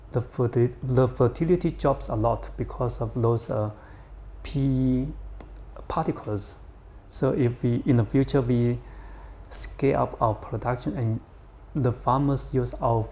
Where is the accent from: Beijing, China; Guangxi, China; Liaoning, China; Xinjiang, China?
Guangxi, China; moved away; I grew up in Guangxi province.